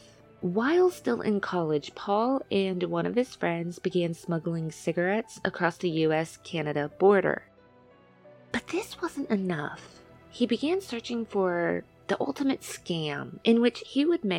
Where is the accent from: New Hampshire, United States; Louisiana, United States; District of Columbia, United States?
Louisiana, United States; I'm from Louisiana